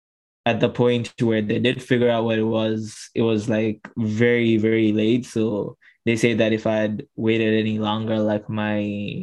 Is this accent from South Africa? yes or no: no; Tanzania; I was able to support 22 menstruators in Tanzania, in my hometown.